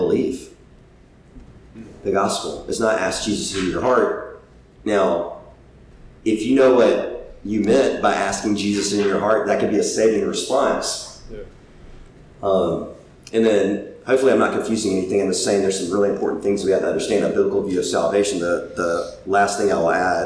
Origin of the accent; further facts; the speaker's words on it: South Carolina, United States; growing up in South Carolina